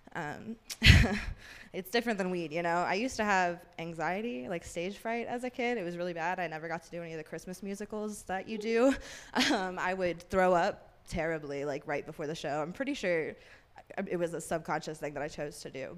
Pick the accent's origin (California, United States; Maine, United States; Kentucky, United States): Kentucky, United States; moved away as an adult; now in Colorado, United States; I'm from Kentucky